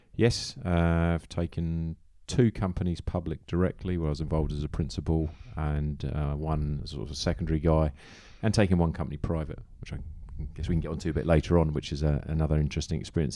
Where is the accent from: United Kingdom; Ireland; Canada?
United Kingdom; Farnham, South East England; also born or lived in Farnborough; now in Hong Kong; I was born in Farnborough, but my parents moved to Farnham when I was about two